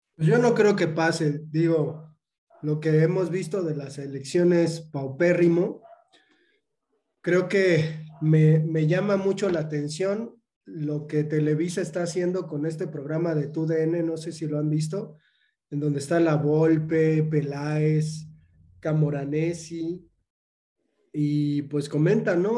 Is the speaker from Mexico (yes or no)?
yes; Mexico; como mexicanos